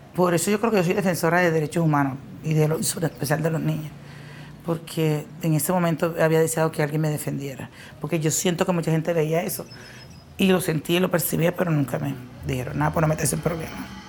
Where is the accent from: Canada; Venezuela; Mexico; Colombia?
Colombia; María la Baja, Bolívar; also born or lived in Mampuján; tengo 49 años, soy de María la Baja Bolívar.